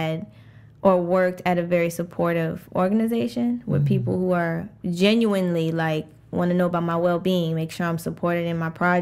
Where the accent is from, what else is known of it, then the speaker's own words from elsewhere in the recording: Savannah, Georgia, United States; also born or lived in New York; I was born in New York, but I moved to Savannah when I was in fifth grade, and then I went through fifth grade through high school here